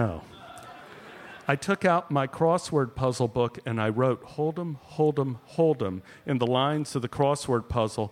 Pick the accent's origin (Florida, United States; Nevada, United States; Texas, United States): Texas, United States; Dallas; I grew up in a very scary environment growing up in Oak Cliff, Texas